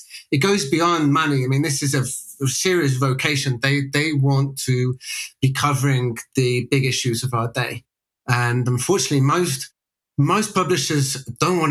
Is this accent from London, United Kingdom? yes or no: no; West Midlands, United Kingdom; also born or lived in Sheffield; I'm British born and bred, grew up in an area of England called the West Midlands, which is about 40 miles south of Birmingham